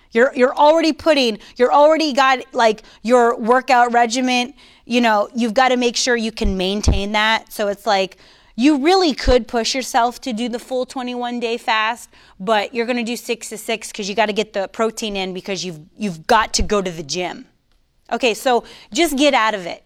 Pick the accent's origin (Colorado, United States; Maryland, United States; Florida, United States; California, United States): Florida, United States; Coral Springs; moved away as an adult; also born or lived in Virginia Beach; I'm from Coral Springs. I'm, I'm raised, born and raised in South Florida